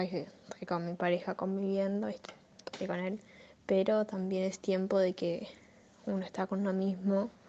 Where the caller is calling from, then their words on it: Argentina; desde Argentina.